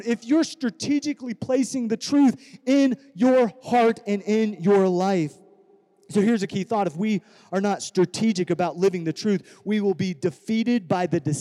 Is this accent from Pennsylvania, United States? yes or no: no; Iowa, United States; now in California, United States; I grew up in Iowa without technology